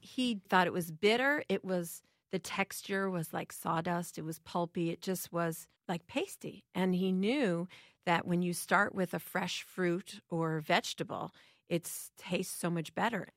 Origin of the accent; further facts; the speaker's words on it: Chicago, Illinois, United States; I grew up in Chicago